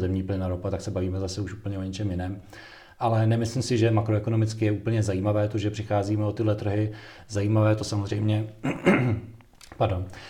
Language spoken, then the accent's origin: Czech; Czechia